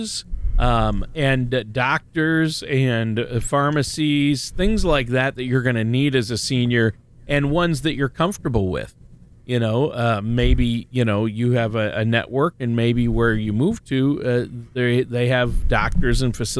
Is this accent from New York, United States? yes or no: no; Minnesota, United States; growing up in Minnesota